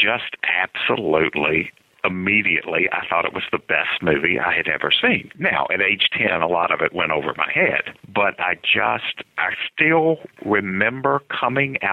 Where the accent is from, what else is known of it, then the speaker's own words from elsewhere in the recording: Lynchburg, Virginia, United States; Grew up in Lynchburg, Virginia